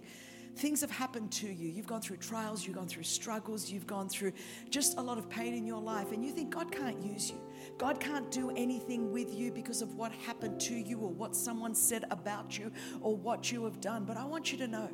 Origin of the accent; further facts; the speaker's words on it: Sydney, New South Wales, Australia; accent: Australian (Sydney); As you can tell from my accent, this is the Queen's English from Sydney, Australia